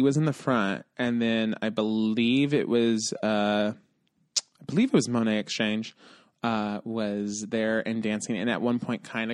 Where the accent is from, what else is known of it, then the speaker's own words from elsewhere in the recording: Chicago, Illinois, United States; I'm from Chicago